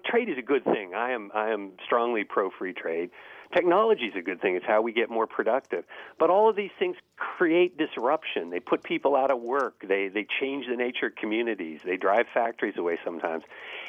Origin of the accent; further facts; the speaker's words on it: Schenectady, New York, United States; back in the early 1960s when I was growing up in Schenectady, New York